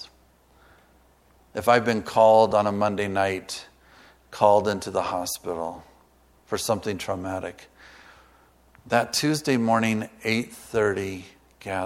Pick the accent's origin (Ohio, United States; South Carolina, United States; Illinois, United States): Illinois, United States; Galesburg; I grew up in Galesburg, Illinois